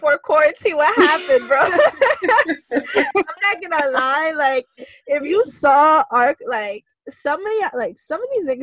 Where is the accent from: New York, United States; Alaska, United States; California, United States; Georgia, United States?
New York, United States; I'm obviously from New York